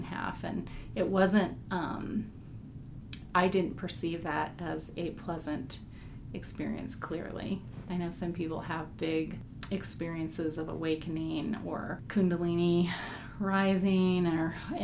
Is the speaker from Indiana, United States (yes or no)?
yes; Indiana, United States; growing up in Indiana